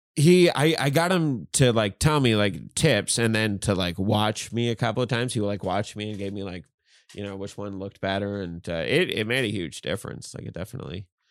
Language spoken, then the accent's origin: English; Newfoundland and Labrador, Canada; moved away; I'm from Newfoundland